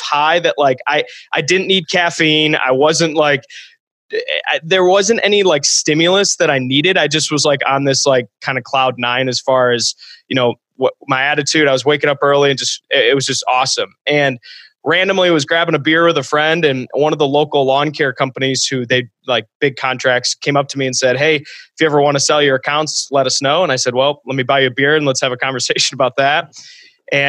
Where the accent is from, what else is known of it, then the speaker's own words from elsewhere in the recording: Ann Arbor, Michigan, United States; also born or lived in Holland, Michigan; I went to a college about 3 hours from my hometown. I'm from Ann Arbor, Michigan